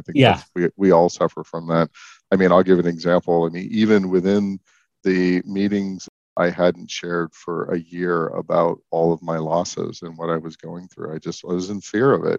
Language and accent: English; San Francisco Bay Area, California, United States; moved away; also born or lived in Denver; I grew up in the San Francisco Bay Area